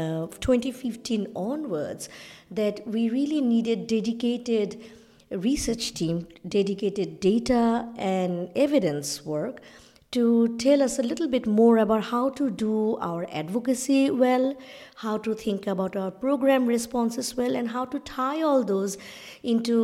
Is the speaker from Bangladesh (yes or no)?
yes; Bangladesh; I come from South Asia, from Bangladesh, but our family is a partition family